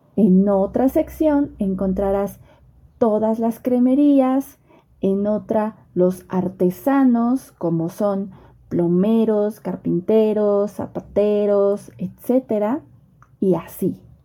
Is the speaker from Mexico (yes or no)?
yes; Mexico; yo como mexicana